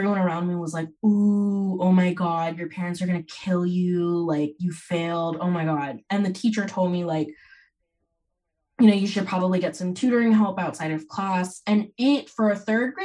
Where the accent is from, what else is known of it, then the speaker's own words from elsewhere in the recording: Bay Area, Silicon Valley, California, United States; I grew up in the Bay Area in the Silicon Valley